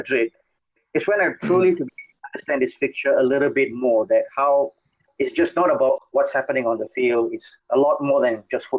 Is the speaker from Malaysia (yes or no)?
yes; Malaysia; Growing up in Malaysia